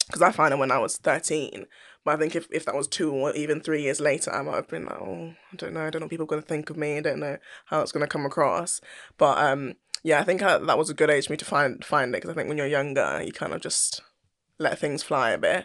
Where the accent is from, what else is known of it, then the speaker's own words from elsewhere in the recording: London, United Kingdom; moved away as an adult; I loved growing up in South London